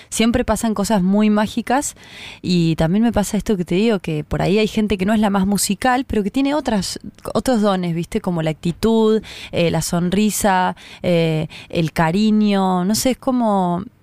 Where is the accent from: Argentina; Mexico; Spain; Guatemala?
Argentina; Córdoba; y vinimos desde Córdoba, y es como mi pandilla, parte de mi pandilla.